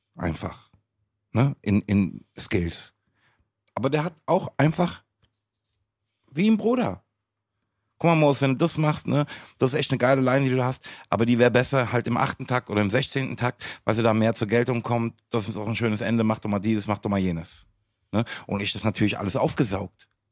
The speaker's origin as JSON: {"language": "German", "town": "Frankfurt", "region": "Hesse", "country": "Germany", "tie": "born or raised there", "said": "Ich bin in Frankfurt geboren, aufgewachsen"}